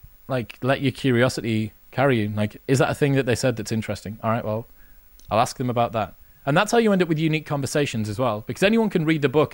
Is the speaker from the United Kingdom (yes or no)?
yes; Newcastle upon Tyne, North East England, United Kingdom; Because I'm from Newcastle, well, I'm from the north of England